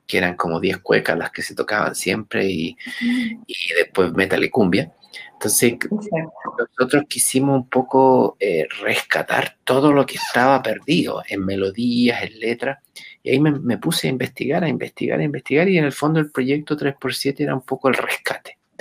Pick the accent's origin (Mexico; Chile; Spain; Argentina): Chile; por las venas de todos los chilenos corre sangre africana